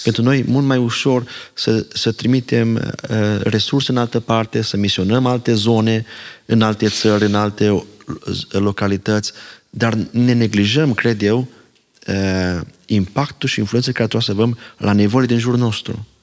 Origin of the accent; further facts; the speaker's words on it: Romania; first language Slovak; Romanian is a second language; moved away as an adult; now in Ireland; am pornit, am venit din România, Călin și eu